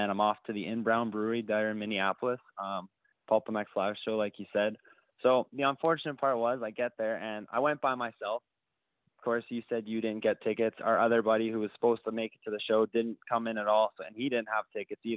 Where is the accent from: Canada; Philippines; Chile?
Canada; as a Canadian